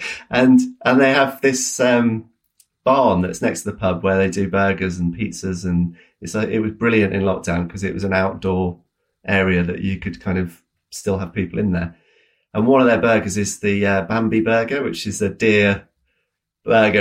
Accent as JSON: {"language": "English", "country": "United Kingdom", "said": "as British people"}